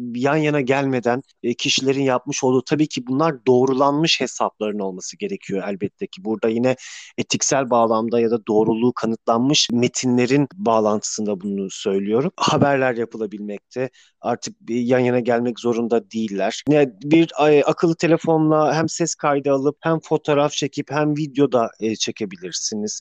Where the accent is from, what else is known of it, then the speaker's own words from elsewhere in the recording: Samsun, Turkey; Samsun'da yaşıyorum. Samsun'da doğdum.